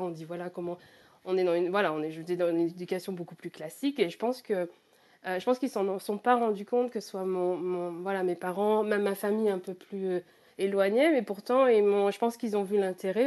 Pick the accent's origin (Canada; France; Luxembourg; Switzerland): France; Normandy; moved away as an adult; now in United Kingdom; je suis à la base, je suis normande, donc je, vis en fait près de la, mer, à côté du Mont Saint-Michel. Donc, euh, j'ai passé tous mes week-ends en tant qu'enfant